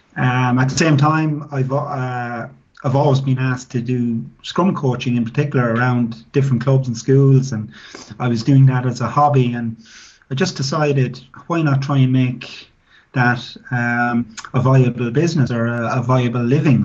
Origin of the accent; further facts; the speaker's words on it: Tullamore, Leinster, Ireland; I started off playing as a as a young guy at six years of age with my local club, which was uh, Tullamore Rugby Club